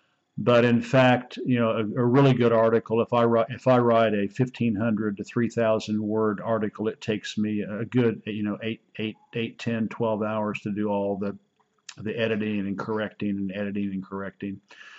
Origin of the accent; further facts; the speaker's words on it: Oklahoma, United States; moved away as an adult; also born or lived in China; Oklahoma, my home state back in the United States